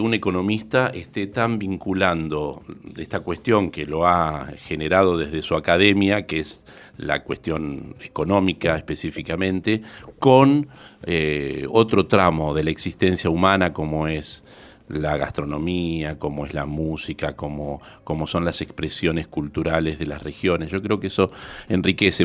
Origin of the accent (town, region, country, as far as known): Argentina